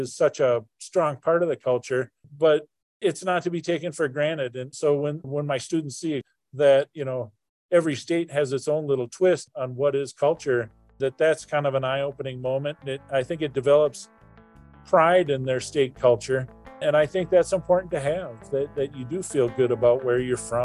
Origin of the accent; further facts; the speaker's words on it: Minneapolis–Saint Paul, Minnesota, United States; originally I'm from Minnesota, and I grew up in the Twin Cities back in the 80s.